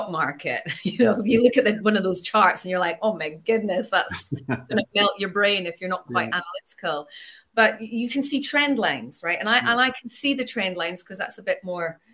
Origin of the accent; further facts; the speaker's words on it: Edinburgh, Scotland, United Kingdom; growing up in Edinburgh